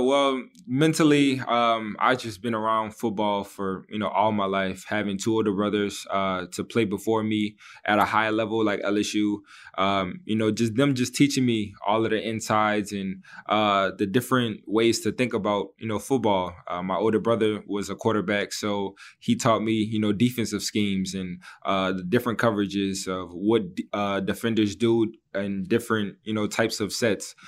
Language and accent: English; New Orleans, Louisiana, United States; my hometown in, uh, in New Orleans